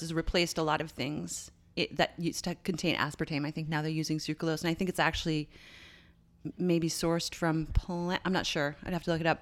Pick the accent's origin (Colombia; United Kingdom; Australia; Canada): Canada; I'm Canadian